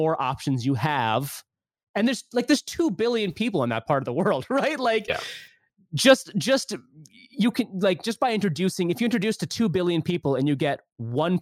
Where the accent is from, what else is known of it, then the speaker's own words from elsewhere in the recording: United States; also born or lived in Pakistan; I was born in Pakistan, grew up in America